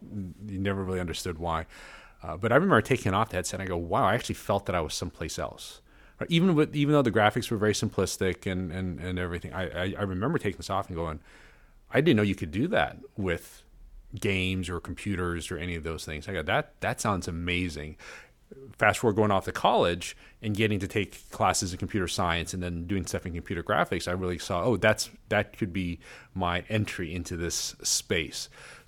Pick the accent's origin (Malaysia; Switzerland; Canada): Malaysia; We went back to my home country of Malaysia.